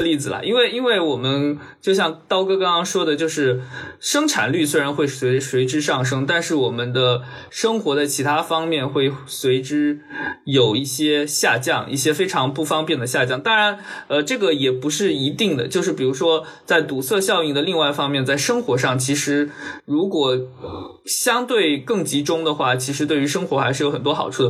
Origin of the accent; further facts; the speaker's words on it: Wenzhou, Zhejiang, China; moved away; 像温州，我，呃，我的家乡